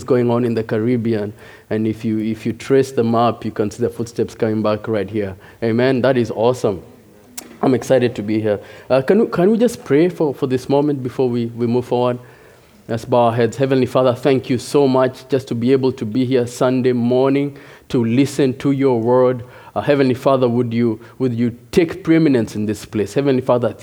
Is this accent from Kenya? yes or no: yes; Nairobi, Kenya; moved away as an adult; also born or lived in Chicago, United States; now in Rochester, United States; I am originally from Nairobi, Kenya. Came to the U.S. 6 years ago.